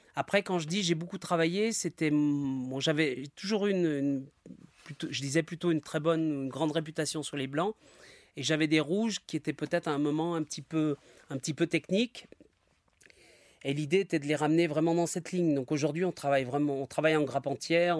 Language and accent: French; Isère, Auvergne-Rhône-Alpes, France; now in Saint-Michel-sur-Rhône, France; Je suis originaire de l'Isère, donc euh, mes parents habitaient près de la côte Saint-André